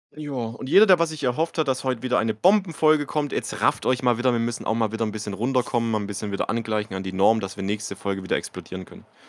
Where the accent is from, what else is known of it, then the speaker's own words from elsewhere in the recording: Baden-Württemberg, Germany; bei uns in Baden-Württemberg